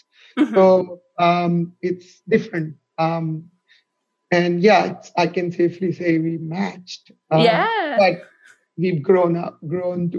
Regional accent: Ahmedabad, Gujarat, India; moved away as an adult; now in Melbourne, Australia; So I am from Ahmedabad, city of Ahmedabad in state of Gujarat in India, which is a west part of India. I've never moved from Ahmedabad anywhere

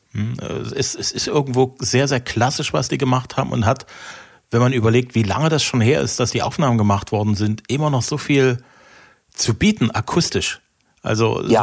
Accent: East Germany, Germany; ich komme ja aus der Osthälfte des Landes

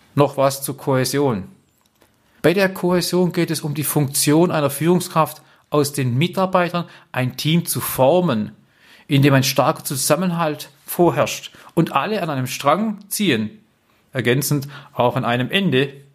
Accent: Black Forest, Baden-Württemberg, Germany; ich komme ja hier aus dem Schwarzwald

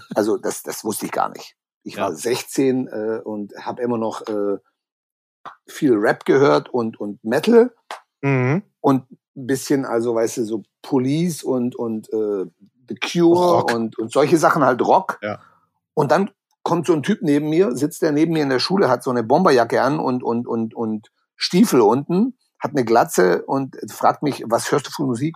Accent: Balingen, Baden-Württemberg, Germany; first language German; moved away; die heißt Balingen. Da gibt's doch dieses okay. Festival, glaube ich, Bang Your Head oder sowas. Genau, genau, ja. Genau. Da bin ich aufgewachsen. Da war ich 16 Jahre lang

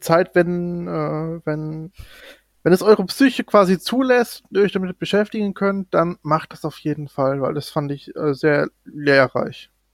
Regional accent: North Rhine-Westphalia, Germany; ich komme ja aus NRW

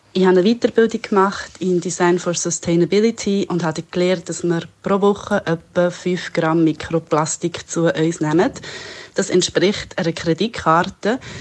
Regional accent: Italy; now in Switzerland; Ich als Italienerin leide manchmal in der Schweiz

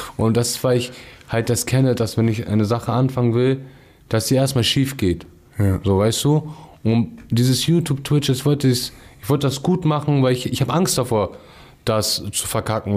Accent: Hamburg, Germany; also born or lived in Lurup, Hamburg; wo ich aufgewachsen bin, aus Ostdorf

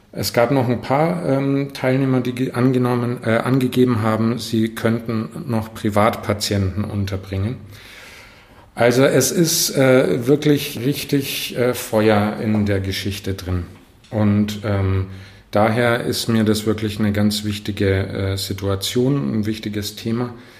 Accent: Northern Germany, Germany; now in Fürth, Germany; als Norddeutscher

